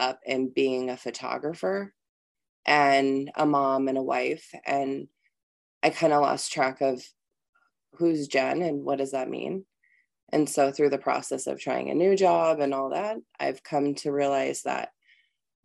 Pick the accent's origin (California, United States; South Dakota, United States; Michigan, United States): California, United States; now in Minnesota, United States; I am originally from California